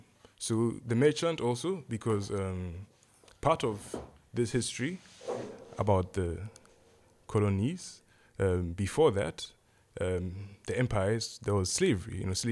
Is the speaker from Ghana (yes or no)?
yes; Ghana; born there; And was born in Ghana, or the region that's now Ghana.